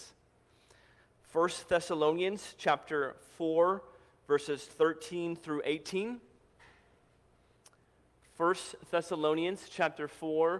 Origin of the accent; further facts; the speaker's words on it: St. Louis, Missouri, United States; moved away as an adult; I grew up in St. Louis